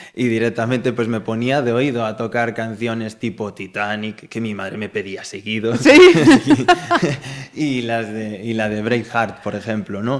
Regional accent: Galicia, Spain; como buen gallegos que somos

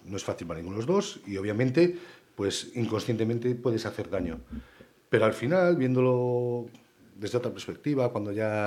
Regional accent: Ponte Caldelas, Galicia, Spain; now in Pontevedra, Spain; yo soy de Ponte Calderas y me crié en Calderas

